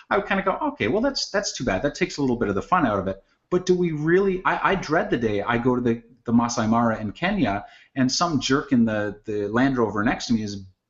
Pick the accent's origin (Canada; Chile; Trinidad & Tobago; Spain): Canada; Just because, you know, as a Canadian, you know, you mentioned gun control, and I'm like, I have no problem with gun control. We have gun control.